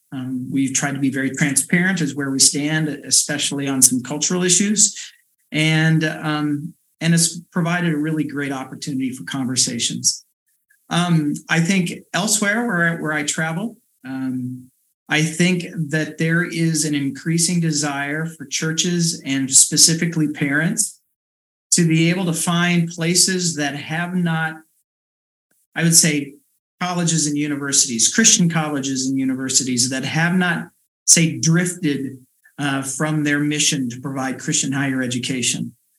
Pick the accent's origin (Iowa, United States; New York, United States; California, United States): Iowa, United States; Sully; also born or lived in Pella, Iowa; born and raised in South Central Iowa, um, grew up in Sully CRC, and then right before um, uh, my last year of high school, moved to Pella with my family.